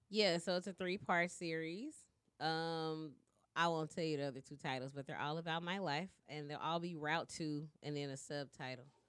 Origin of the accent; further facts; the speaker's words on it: Shreveport, Louisiana, United States; moved away as an adult; now in Dallas, United States; I'm from Shreveport